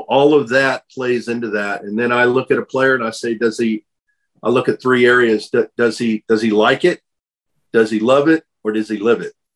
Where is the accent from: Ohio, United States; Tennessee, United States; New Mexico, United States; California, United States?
California, United States; San Diego; also born or lived in Pomona / Thousand Oaks / Simi Valley / Mission Viejo; I grew up in Southern California. I was born in Pomona. Then moved. We moved. Uh, family moved over to Thousand Oaks and Simi Valley. Then down to Mission Viejo, and then eventually San Diego. Grew up uh, pretty much the middle school to high school years in San Diego